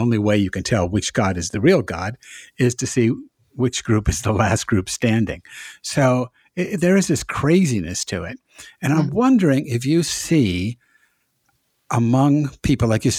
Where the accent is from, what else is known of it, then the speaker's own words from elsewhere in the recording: Massachusetts, United States; now in the South, United States; I'm from Massachusetts also